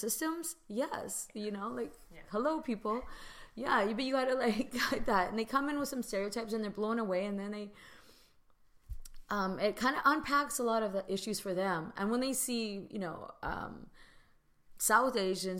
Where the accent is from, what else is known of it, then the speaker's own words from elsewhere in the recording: Vancouver, British Columbia, Canada; I'm from Vancouver.